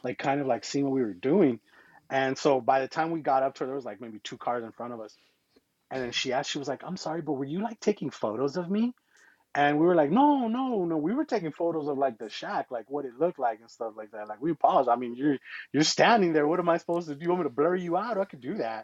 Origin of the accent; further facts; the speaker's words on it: Arizona, United States; we're from Arizona